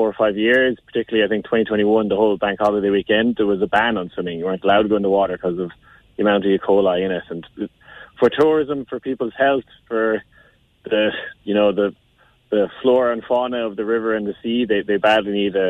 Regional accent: Lahinch, Munster, Ireland; I'm from Lahinch, been living my whole life.

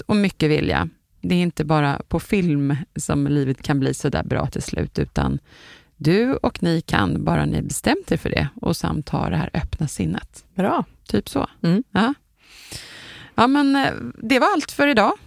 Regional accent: Sweden; som vi svenskar brukar säga

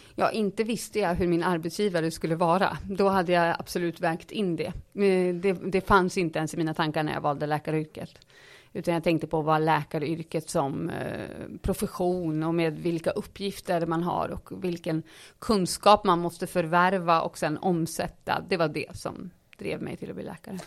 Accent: Uppsala, Uppsala County, Sweden; also born or lived in Stockholm; I Uppsala gick jag i skolan och bodde med min mamma och sen var jag hos pappa på helgerna i Stockholm.

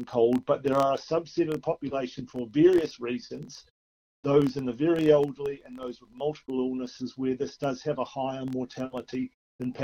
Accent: New Zealand; now in Australia; I'm from New Zealand originally

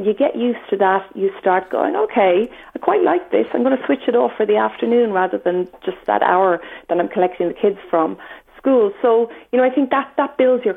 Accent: Ireland; being Irish

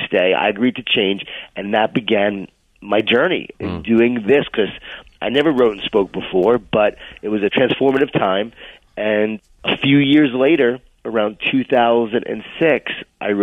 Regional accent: Long Island, New York, United States; moved away as an adult; also born or lived in Atlanta; I grew up in Long Island, New York, in a Jewish-Italian family.

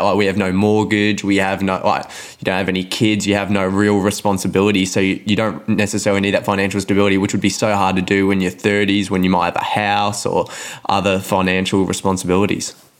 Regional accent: Melbourne, Victoria, Australia; also born or lived in Mornington Peninsula; I live in the peninsula now, but I grew up in Carlton

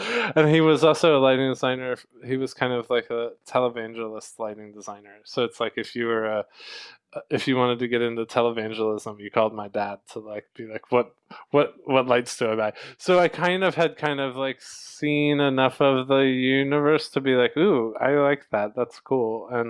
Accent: Atlanta, Georgia, United States; also born or lived in Winston-Salem, North Carolina; I grew up in Atlanta, Georgia. I went to school in Winston-Salem, North Carolina for film and television.

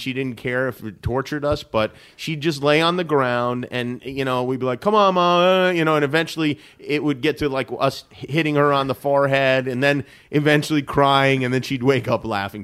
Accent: Las Vegas, Nevada, United States; moved away as an adult; also born or lived in Brooklyn, New York; now in Los Angeles, United States; My family's from Brooklyn originally. When, uh, when I was nine, we moved to Las Vegas

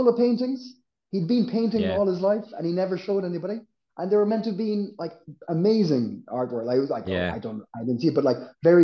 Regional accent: West Cork, Munster, Ireland; moved away as an adult; also born or lived in Australia; now in Copenhagen, Denmark; where I grew up in West Cork

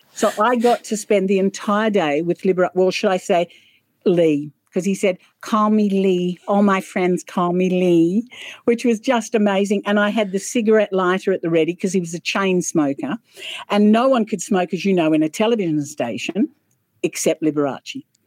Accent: Sydney, New South Wales, Australia; also born or lived in Wollongong; I was born in Sydney grew up in Sydney.

